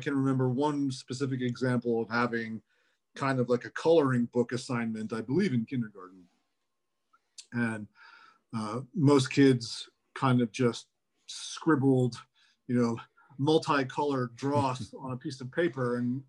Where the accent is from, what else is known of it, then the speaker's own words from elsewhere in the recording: Bethlehem, Pennsylvania, United States; born there; I was born in Bethlehem at St. Luke's, but my parents did live together as graduate students.